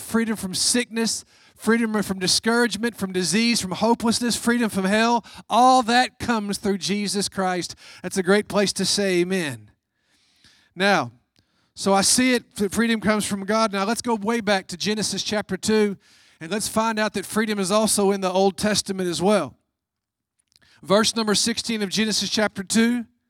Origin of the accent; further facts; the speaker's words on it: United States; as an American